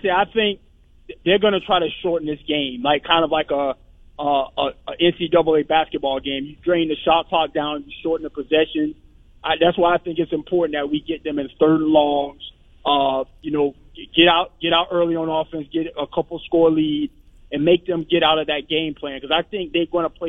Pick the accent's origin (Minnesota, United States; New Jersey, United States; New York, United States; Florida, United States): Florida, United States; Miami; I'm a Miami Gator, man. I grew up down in Miami, so I know what this game means to Miami